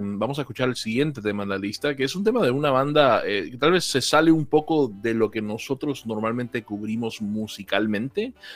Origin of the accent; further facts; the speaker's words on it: Colombia; now in Argentina; aunque vivo en Argentina hace casi 17 años, yo soy originalmente de Colombia.